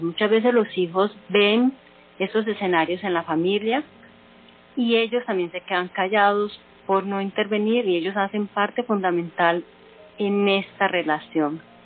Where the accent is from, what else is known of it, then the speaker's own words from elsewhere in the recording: Colombia; las mujeres que somos colombianas